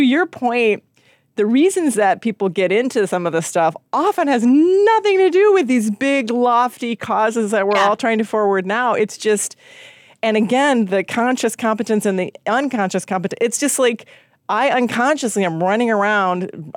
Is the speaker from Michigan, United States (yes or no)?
yes; Michigan, United States; moved away; also born or lived in Portland, Oregon; I'm from Michigan